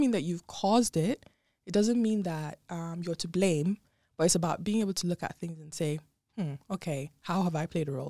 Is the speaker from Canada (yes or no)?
no; Nigeria; moved away as an adult; also born or lived in Dubai; born and raised in Nigeria, and then I lived in Dubai for about four years